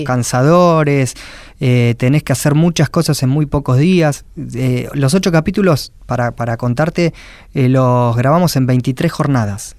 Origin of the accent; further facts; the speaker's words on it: Quilmes, Buenos Aires Province, Argentina; y soy de Quilmes